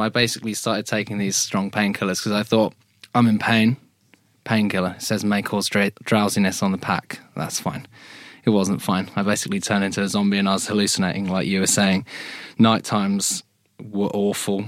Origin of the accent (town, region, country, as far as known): Hampton, England, United Kingdom; born or raised there